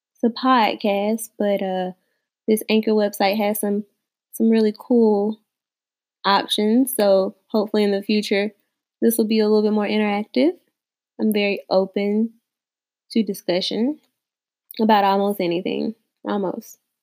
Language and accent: English; the South, United States; I am a woman from the South